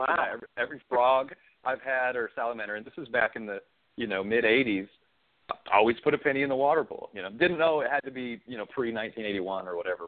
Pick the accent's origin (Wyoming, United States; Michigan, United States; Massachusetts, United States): Wyoming, United States; moved away as an adult; also born or lived in Montana / Kansas / Charleston; I grew up in I grew up in Wyoming most of my life